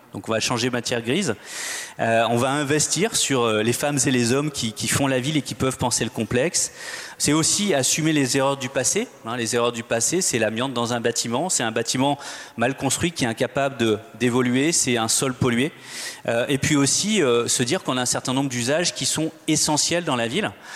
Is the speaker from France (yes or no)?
yes; Nantes, Pays de la Loire, France; Je suis nantais